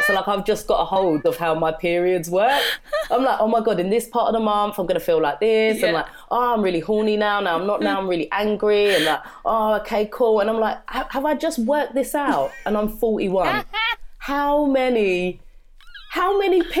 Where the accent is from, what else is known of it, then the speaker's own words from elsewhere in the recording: London, United Kingdom; growing up in London, I grew up in Brixton